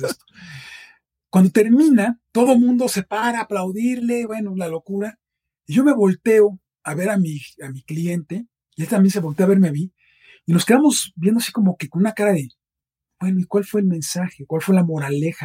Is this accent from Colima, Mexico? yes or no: no; Mexico City, Mexico; also born or lived in Boston; yo nací en la Ciudad de México. He pasado la mayor parte de mi vida aquí.